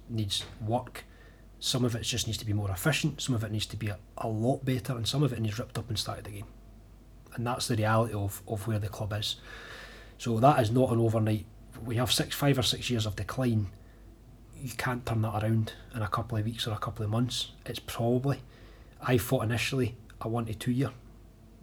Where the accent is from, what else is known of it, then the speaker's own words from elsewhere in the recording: Falkirk, Scotland, United Kingdom; someone who's spent my whole life living and growing up in Falkirk